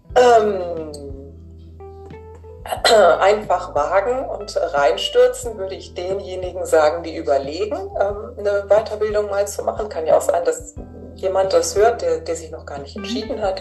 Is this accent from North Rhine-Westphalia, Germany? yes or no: no; Hamburg, Germany; Ich komme ja aus Hamburg